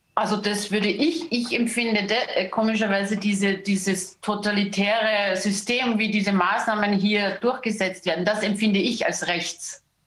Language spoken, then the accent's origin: German; Austria; bei uns in Österreich